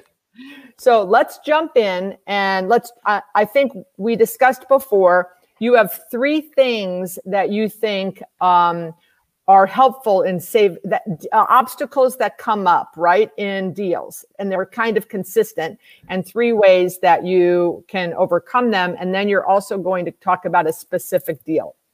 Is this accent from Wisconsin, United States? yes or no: yes; Wisconsin, United States; now in Florida, United States; I grew up in Wisconsin, and I ice skated all the time